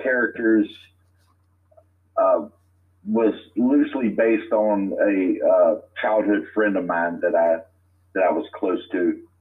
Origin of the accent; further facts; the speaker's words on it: Lecompte, Louisiana, United States; also born or lived in Alexandria, Louisiana / Forest Hill, Louisiana / Woodworth, Louisiana; I was born in Alexandria, Louisiana, and raised just south of there in a little town named LeCount and Forest Hill, and I currently live in Woodworth, Louisiana now